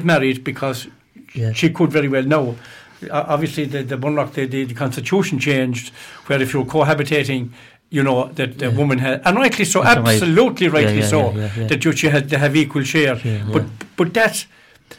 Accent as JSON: {"language": "English", "town": "Fenor", "country": "Ireland", "tie": "born or raised there", "also_born_or_lived": "Doora", "said": "them lovely traditions, I grew up with those in Fenor"}